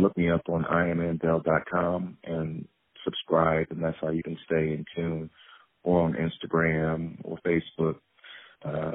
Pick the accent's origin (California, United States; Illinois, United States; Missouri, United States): Illinois, United States; Peoria; I'm originally from Peoria, Illinois